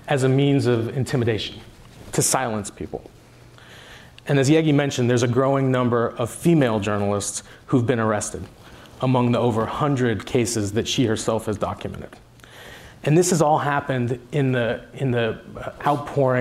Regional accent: Marin County, California, United States; I was born in Marin County, California, and that's where I grew up.

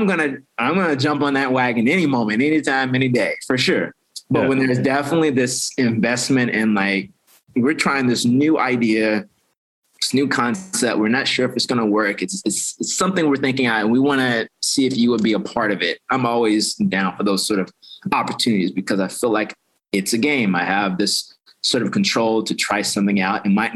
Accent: Florida, United States; now in Baltimore, United States; So I came in 2011 from Florida, West Beach, Florida. For school. Yeah. And I've been in Baltimore ever since.

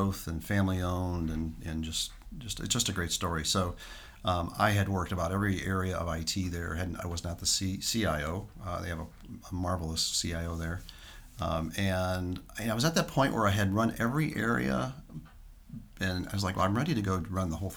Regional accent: St. Louis, Missouri, United States; moved away as an adult; now in Tampa Bay area, United States; I moved from St. Louis. I've been there Midwest my whole life, and have lived in the Tampa Bay area now for 3 years

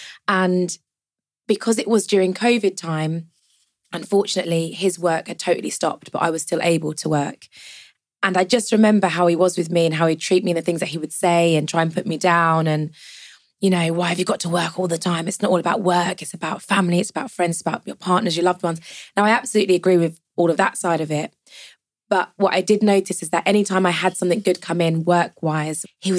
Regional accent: Jamaica; So I'm Jamaican, so family events always go with Tupperware because there's always food left over.

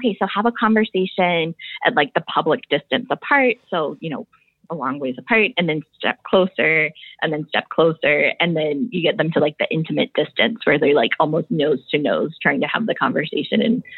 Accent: Midwest, United States; born there

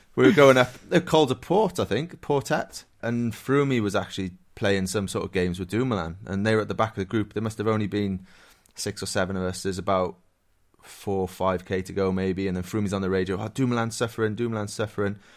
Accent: Wales, United Kingdom; I'm Welsh

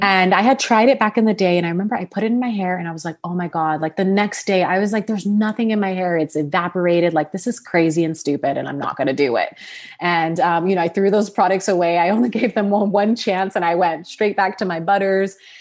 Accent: Sacramento, California, United States; born or raised there; also born or lived in Los Angeles, California

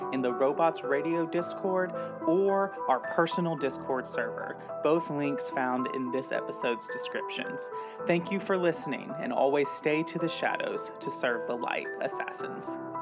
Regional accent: United States; I'm also American

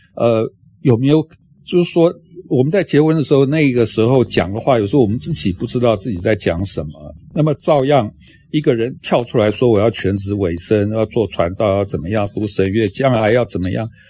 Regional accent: Taiwan; 我们台湾这边

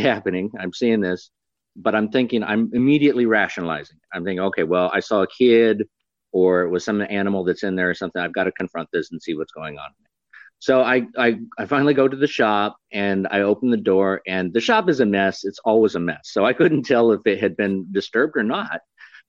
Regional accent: Fairbanks, Alaska, United States; I'm from Alaska, Fairbanks, Alaska

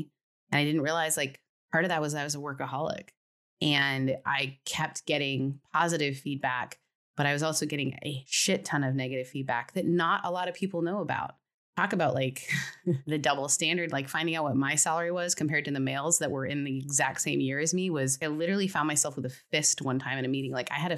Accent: California, United States; Well, it's because I'm from California. We have to bring up our therapist at least twice an hour. But it's like that's the way you get to stay in the state.

